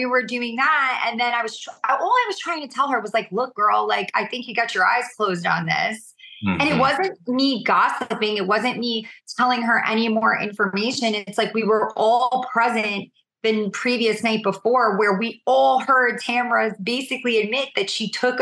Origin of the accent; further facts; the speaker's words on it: New York, United States; I'm a New Yorker